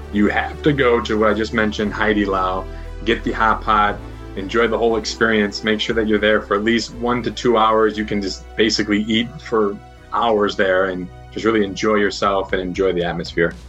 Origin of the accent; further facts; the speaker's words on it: Chicago, Illinois, United States; moved away as an adult; also born or lived in Beijing, China; I'm from Chicago and lived in Beijing for quite some time.